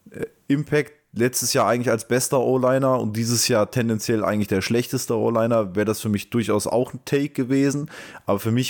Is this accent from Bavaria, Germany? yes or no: no; Frankfurt, Hesse, Germany; ich als Frankfurter